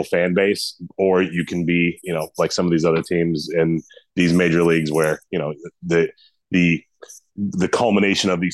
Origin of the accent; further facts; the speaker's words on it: Boston, Massachusetts, United States; accent: Boston; I'm from Boston.